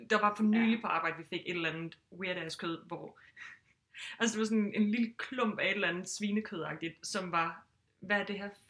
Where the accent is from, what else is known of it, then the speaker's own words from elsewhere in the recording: Southern Jutland, Southern Denmark, Denmark; Jeg er sønderjyde, så jeg er jo vokset op med det.